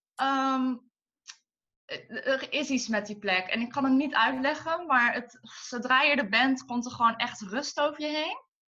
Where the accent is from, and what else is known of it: Tilburg, North Brabant, Netherlands; born or raised there; moved away as an adult; also born or lived in Den Bosch